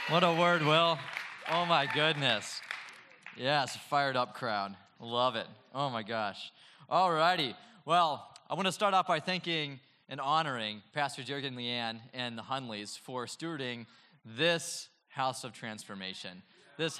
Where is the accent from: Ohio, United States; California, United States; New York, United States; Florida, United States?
California, United States; Oceanside; I grew up in Oceanside